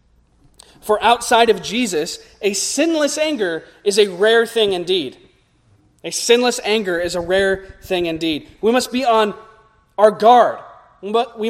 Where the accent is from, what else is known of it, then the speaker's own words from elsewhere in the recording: United States; as American evangelicals